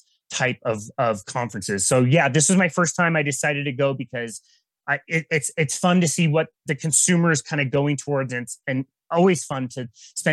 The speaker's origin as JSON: {"language": "English", "town": "Salt Lake City", "region": "Utah", "country": "United States", "tie": "born or raised there", "said": "my hometown of Salt Lake City"}